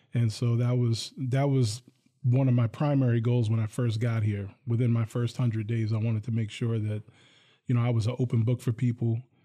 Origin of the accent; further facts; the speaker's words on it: Hillsdale, New Jersey, United States; now in Lansing, United States; Bergen County, New Jersey. I grew up in a town called Hillsdale